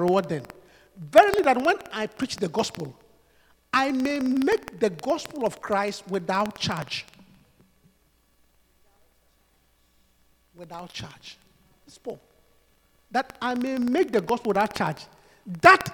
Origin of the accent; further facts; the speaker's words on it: Obuasi, Ashanti, Ghana; the Pentecost church in my hometown of Obuasi